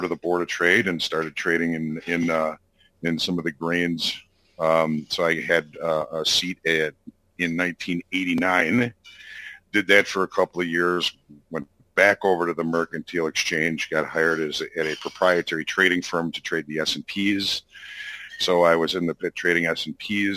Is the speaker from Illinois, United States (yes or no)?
yes; Chicago, Illinois, United States; I was born and raised in and around Chicago.